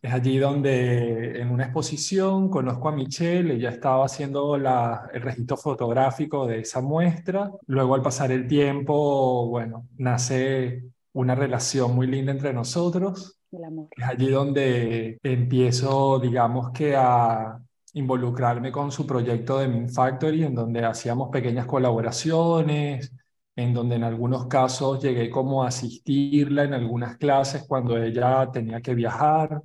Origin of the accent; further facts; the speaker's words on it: Venezuela; moved away as an adult; also born or lived in Buenos Aires, Argentina; now in Barcelona, Spain; soy venezolano